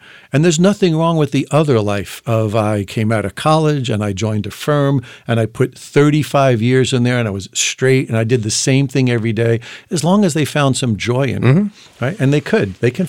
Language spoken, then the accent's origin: English; New York, United States; I'm from New York, so I can